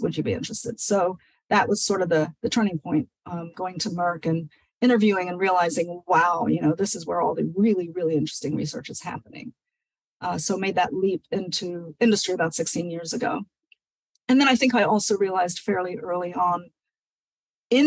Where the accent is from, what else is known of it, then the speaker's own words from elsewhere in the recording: Nigeria; moved away; someone who was born and raised in Nigeria